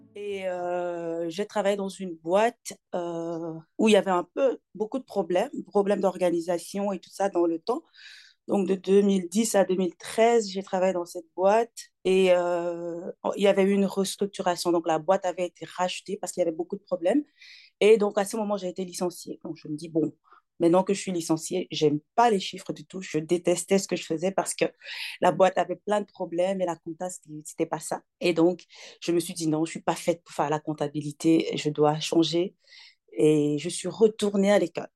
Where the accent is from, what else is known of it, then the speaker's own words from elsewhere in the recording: Togo; moved away as an adult; now in Belgium; Je suis née au Togo, j'ai grandi au Togo. Euh, j'ai quitté le Togo, j'avais 25 ans